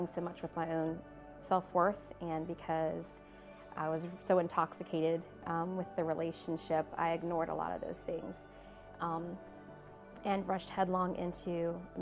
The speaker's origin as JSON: {"language": "English", "town": "Newport News", "region": "Virginia", "country": "United States", "tie": "born or raised there", "said": "Grew up here in Newport News"}